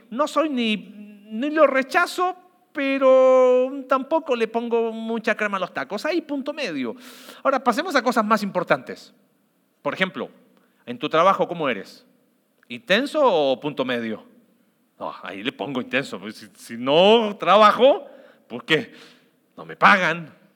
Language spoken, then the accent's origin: Spanish; Mexico; como sociedad mexicana